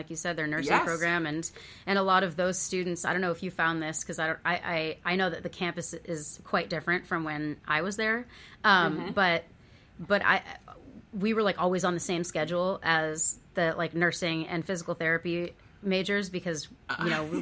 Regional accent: Lynnfield, Massachusetts, United States; moved away as an adult; also born or lived in Hartford, Connecticut; I grew up in Lynnfield, Massachusetts, which is a suburb of Boston, about 20 minutes outside on the North Shore.

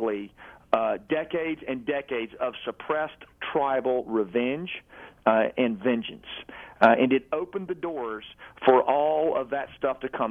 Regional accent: Arkansas, United States; who I grew up with in Arkansas

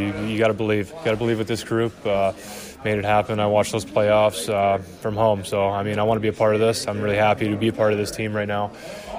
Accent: Montreal, Quebec, Canada; moved away as an adult; coming from Montreal, I was playing for my hometown team.

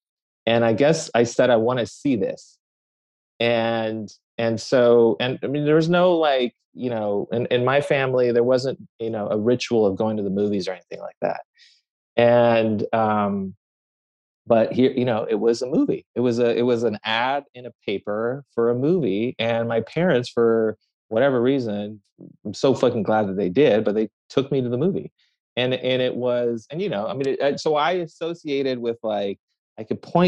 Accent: Tehran, Tehran Province, Iran; born there; So, I mean, look, I was born in Tehran, Iran.

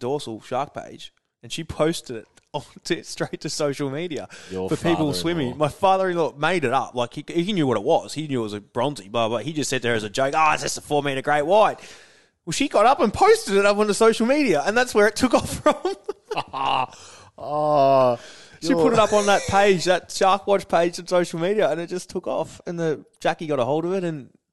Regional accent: Victoria, Australia; I'm from Victoria

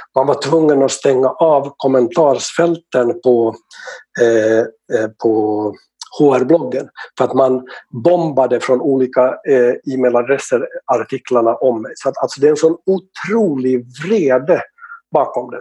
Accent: Finland; now in Sweden; Jag är från Finland

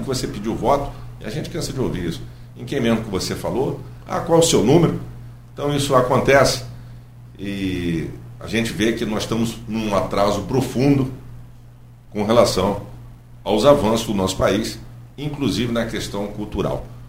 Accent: Campos dos Goytacazes, Rio de Janeiro, Brazil; moved away as an adult; also born or lived in Niterói; eu sou nascido e criado em Campos do Goitacazes

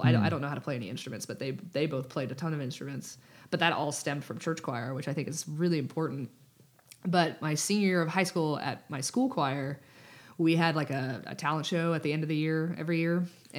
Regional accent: Austin, Texas, United States; I'm from Austin.

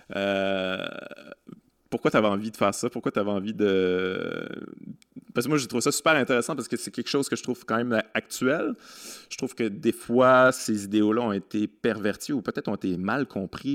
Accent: Quebec City, Quebec, Canada; je viens de Québec

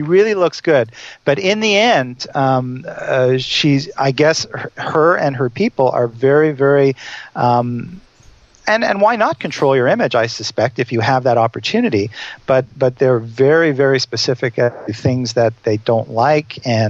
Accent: Montreal, Quebec, Canada; I'm from Montreal. We talked a little bit about Montreal

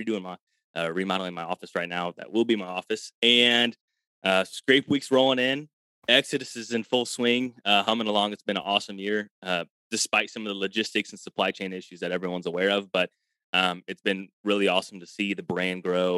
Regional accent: Illinois, United States; I'm from Illinois

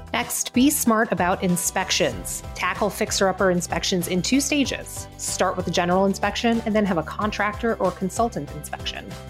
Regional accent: Miami, Florida, United States; I'm a Miami native

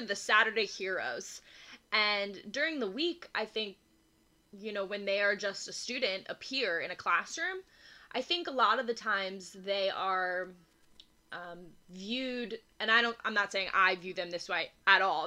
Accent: Philadelphia, Pennsylvania, United States; moved away; it feels good to be back in Philadelphia

